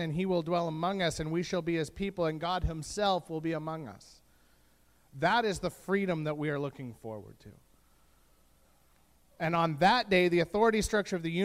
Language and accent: English; Canada; as a Canadian